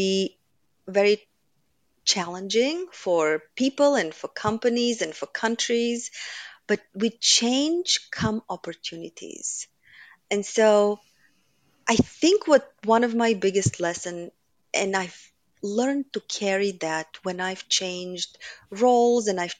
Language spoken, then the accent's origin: English; Bulgaria; moved away as an adult; now in United States; I grew up in Bulgaria during communism